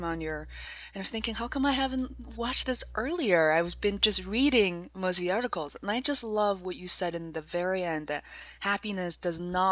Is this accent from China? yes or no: yes; Beijing, China; English is a second language; moved away; I'm originally from Beijing, China